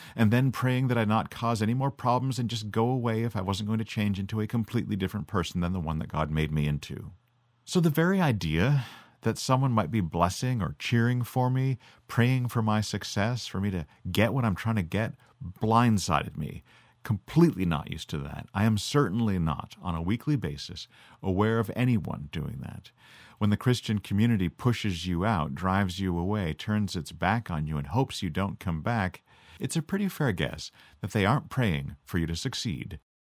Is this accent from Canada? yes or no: yes; Canada; I'm Canadian. So we grew up speaking American even more fluently than we grew up speaking French.